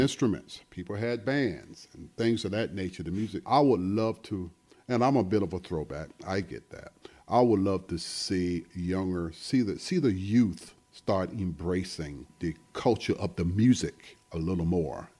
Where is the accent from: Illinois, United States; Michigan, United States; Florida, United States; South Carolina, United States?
South Carolina, United States; Sumter; moved away; back home when I grew up in Sumter, South Carolina